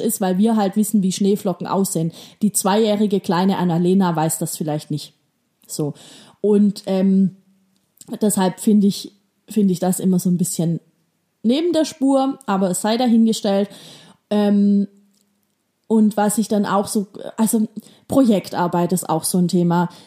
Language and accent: German; Baden-Württemberg, Germany; Bei uns in Baden-Württemberg